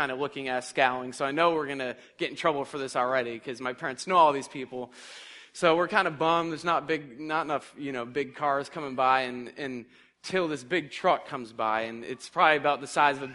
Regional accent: Massachusetts, United States; I'm from Massachusetts

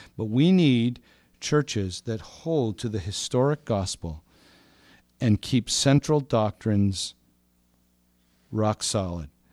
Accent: Montreal, Quebec, Canada; moved away as an adult; also born or lived in Vancouver; now in Toronto, Canada; I grew up in Montreal.

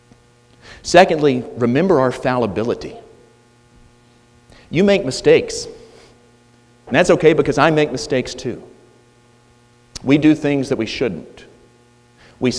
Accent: United States

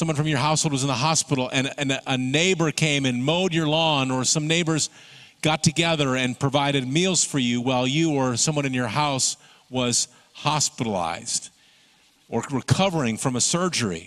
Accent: Michigan, United States; Growing up in Michigan

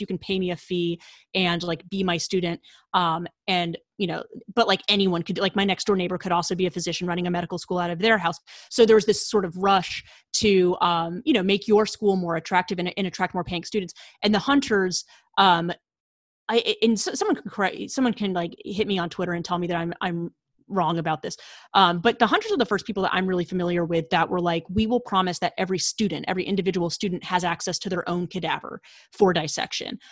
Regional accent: rural western Maine, United States; moved away as an adult; also born or lived in Washington, D.C.; I'm originally from rural Maine, so out in, like, the western woods of Maine

